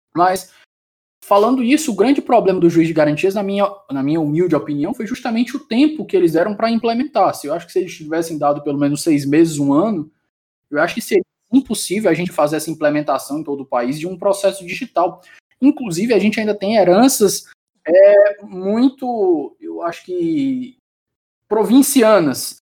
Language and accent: Portuguese; Ceará, Brazil; eu sou do Ceará e no interior do Ceará aqui